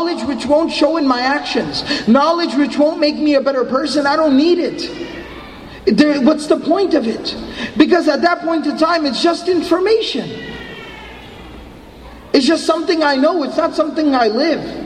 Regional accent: Dallas, Texas, United States; I'm from Dallas

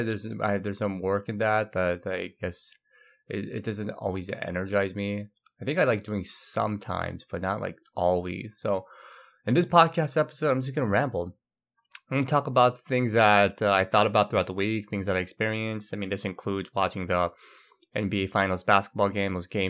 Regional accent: Brazil; also born or lived in Korea; I grew up in Brazil most of my life, though I was born in Korea.

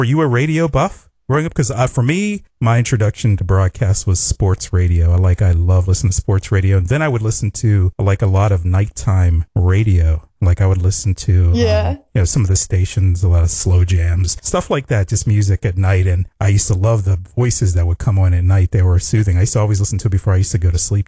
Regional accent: Pittsburgh, Pennsylvania, United States; I'm from Pittsburgh

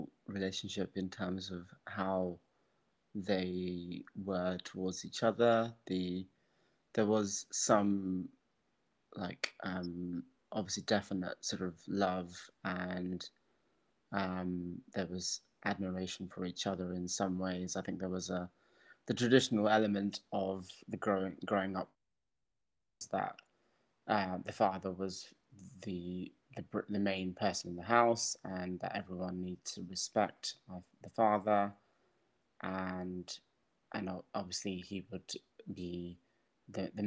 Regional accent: Birmingham, West Midlands, United Kingdom; now in Cayman Islands; Growing up in Birmingham, in the family home

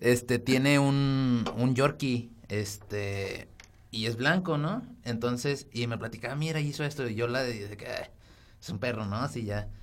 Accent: Zacatecas, Mexico; moved away; Yo vengo de Zacatecas, de un pueblito que se llama Cuchipula, Zacatecas.

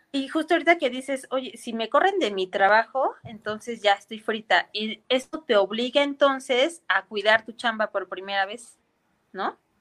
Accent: Mexico City, Mexico; nosotros somos capitalinos

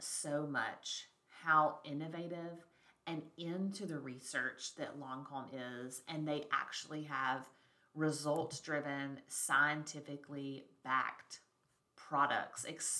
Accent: Alabama, United States; we're from Alabama, like the South, right?

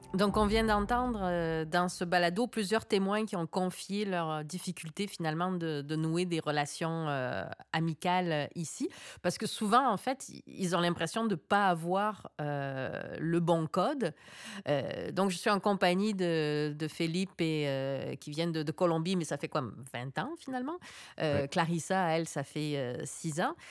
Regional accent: Provence-Alpes-Côte d'Azur, France; first language French; moved away as an adult; now in Quebec City, Canada; Je suis né en Provence, en France, et je vis à Québec, une ville que je vois se métisser depuis 30 ans

